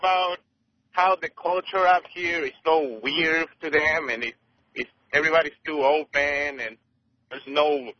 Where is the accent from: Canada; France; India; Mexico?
Mexico; moved away as an adult; now in United States; I'm from Mexico. I immigrated to this country about 7 years ago